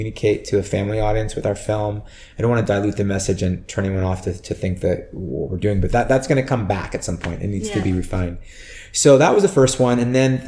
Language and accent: English; San Francisco, California, United States; moved away; I'm from San Francisco and so it was a smaller market there